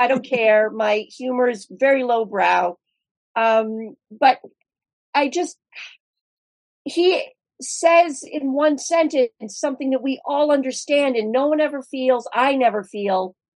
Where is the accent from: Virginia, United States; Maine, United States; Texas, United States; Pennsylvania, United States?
Maine, United States; Bangor; I grew up here in Bangor